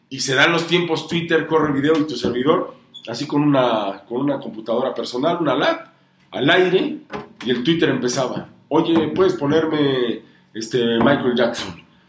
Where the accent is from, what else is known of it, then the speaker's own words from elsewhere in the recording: Honduras; also born or lived in Tlapa de Comonfort, Guerrero, Mexico; now in Puebla, Mexico; mi mamá es de Honduras y yo pues crecí en el Caribe hondureño, crecí en, Tegucigalpa, en la capital, en San Pedro Sula